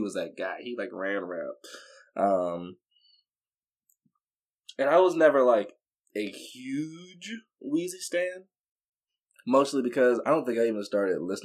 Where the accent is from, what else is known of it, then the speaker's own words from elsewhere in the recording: Baton Rouge, Louisiana, United States; I'm from Baton Rouge, not New Orleans, but still, you know, it's like South Louisiana